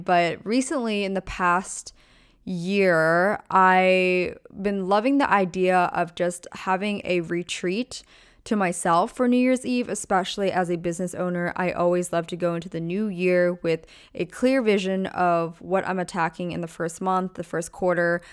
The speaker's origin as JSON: {"language": "English", "region": "small town in Pennsylvania", "country": "United States", "tie": "born or raised there", "also_born_or_lived": "Orange County, California / Newport Beach, California", "moved": "as an adult", "lives_now": "California, United States"}